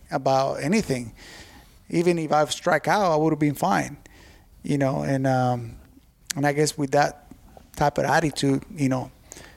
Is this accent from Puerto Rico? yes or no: yes; Puerto Rico; moved away; to play in my home country